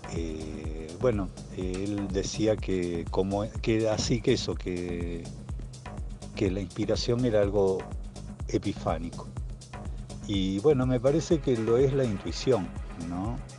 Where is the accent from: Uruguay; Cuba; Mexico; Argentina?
Argentina; Villa Loíza, Santa Fe; now in Rosario, Argentina; soy nacido en Villa Loíza, provincia de Santa Fe, y eh, actualmente vivo en Rosario